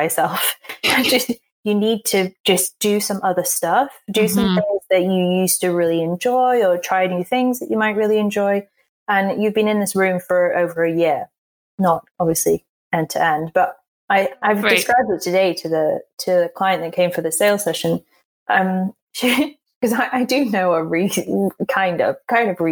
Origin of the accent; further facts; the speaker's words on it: England, United Kingdom; accent: posh; I'm from England and I sound posh